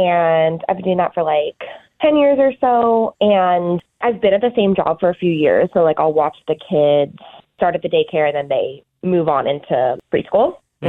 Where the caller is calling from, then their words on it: Pflugerville, Texas, United States; from Pflugerville, and unfortunately, I can't beat Booker.